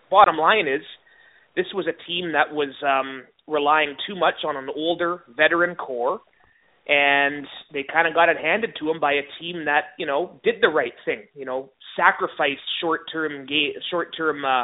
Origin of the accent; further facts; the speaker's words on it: Vancouver, British Columbia, Canada; Born and raised in Vancouver